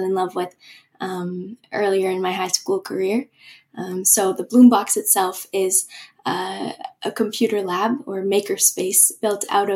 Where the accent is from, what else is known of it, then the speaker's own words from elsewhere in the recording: Vancouver, British Columbia, Canada; I loved growing up in Vancouver